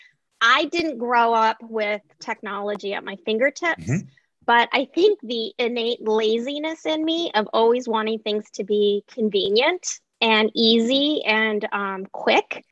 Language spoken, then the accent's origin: English; Alaska, United States; growing up in Alaska with an independent-minded mother